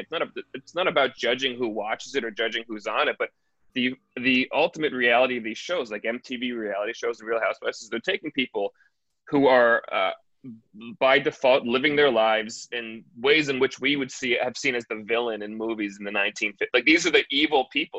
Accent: United States; being an American

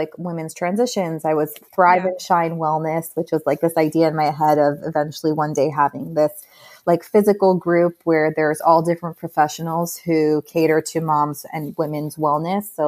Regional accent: Miami Beach, Florida, United States; moved away as an adult; also born or lived in New York; I was born and raised in Miami Beach

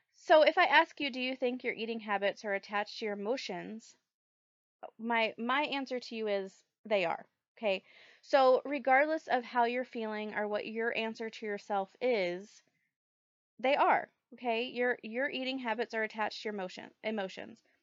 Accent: the South, United States; I grew up in the South

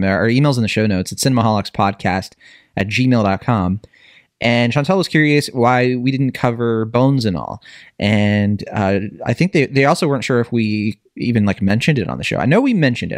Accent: Virginia, United States; I grew up in Virginia

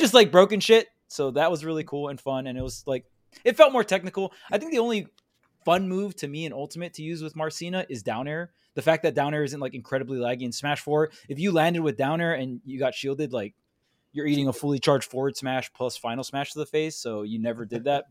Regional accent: Hawaii, United States; I'm from Hawaii

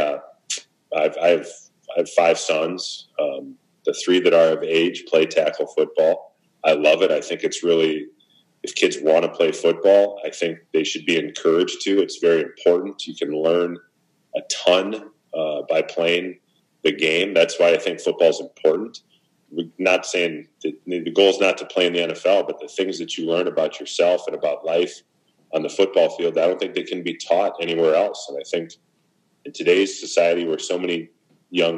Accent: Minnesota, United States; I grew up in Minnesota

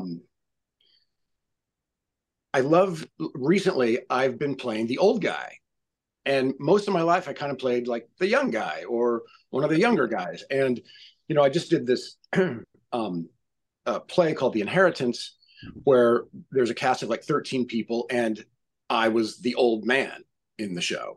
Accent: Missouri, United States; moved away; also born or lived in Indiana; I'm from Missouri. I went to college in Indiana

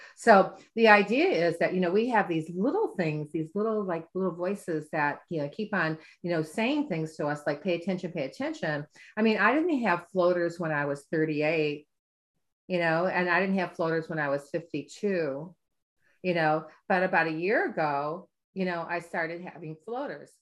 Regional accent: Midwest, United States; I'm from the Midwest.

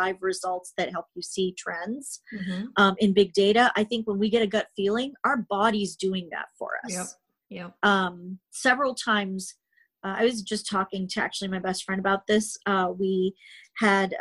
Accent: Canada; I'm Canadian. I'm a progressive Canadian

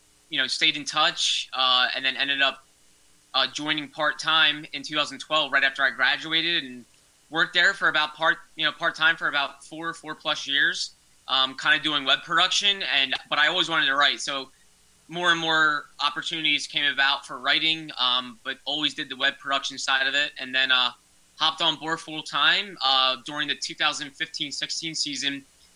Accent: Broomall, Pennsylvania, United States; also born or lived in New Jersey; I'm from this area. I'm from Broomall in Delaware County. So I'm born and raised in the Philadelphia area, but went to school in New Jersey.

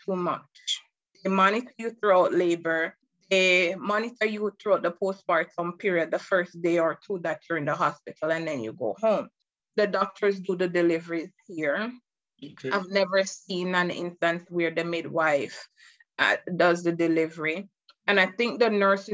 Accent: Jamaica; moved away as an adult; now in United States; I was born and raised in Jamaica. I came here in 2013

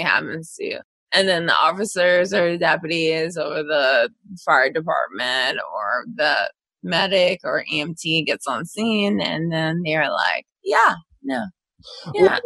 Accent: Philadelphia, Pennsylvania, United States; I grew up in West Philadelphia

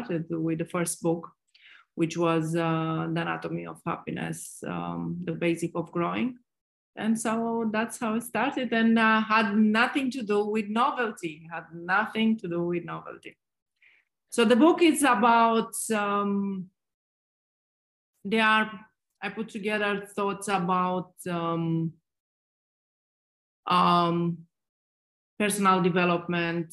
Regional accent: Romania; moved away as an adult; also born or lived in Dubai; I'm originally from Romania

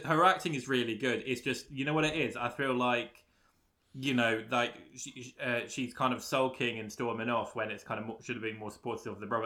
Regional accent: London, United Kingdom; I'm from London

